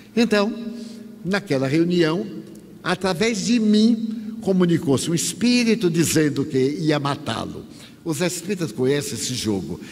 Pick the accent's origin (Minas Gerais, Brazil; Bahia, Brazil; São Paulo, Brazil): Bahia, Brazil; eu sou baiano